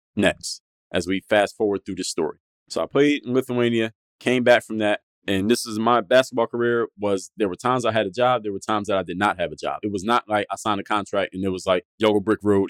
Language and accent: English; Philadelphia, Pennsylvania, United States; I'm from Philly.